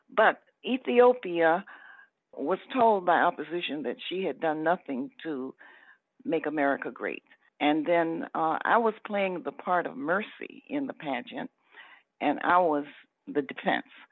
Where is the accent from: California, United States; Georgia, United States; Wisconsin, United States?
Georgia, United States; Atlanta; I wanted to stay in the South because I was born in Atlanta. I was not a person who came from another place